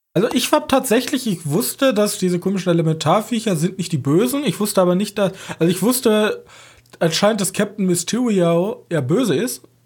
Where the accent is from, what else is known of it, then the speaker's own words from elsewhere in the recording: German–Dutch border area, Germany; als Deutscher von der Grenze, ich komm, wir kommen ja von der Grenze